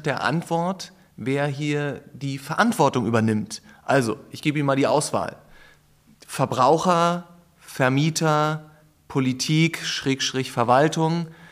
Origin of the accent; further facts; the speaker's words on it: Berlin, Germany; ich bin in Berlin geboren, aber lebe auch schon sehr lange in Berlin und eigentlich fast ausschließlich in der Innenstadt